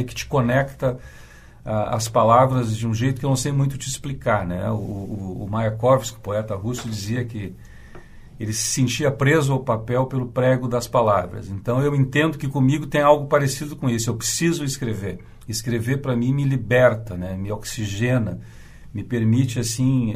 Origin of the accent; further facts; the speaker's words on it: São Borja, Rio Grande do Sul, Brazil; now in Porto Alegre, Brazil; São Borja, que é minha cidade natal na fronteira oeste